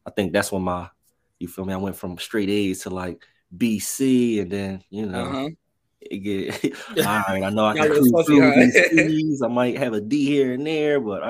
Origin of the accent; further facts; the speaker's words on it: Norristown, Pennsylvania, United States; I'm originally from Norristown, so I'm probably about 20-25 minutes outside of Philadelphia